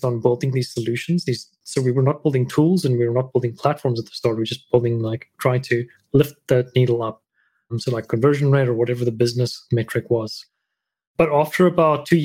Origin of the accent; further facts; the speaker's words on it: South Africa; moved away as an adult; also born or lived in Thailand; I'm a South African